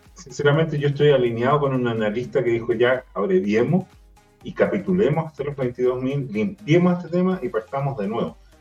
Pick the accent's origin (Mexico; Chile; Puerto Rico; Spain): Chile; Los Ríos and Los Lagos regions, southern Chile; now in Santiago, Chile; la región de los ríos y de los lagos, donde yo nací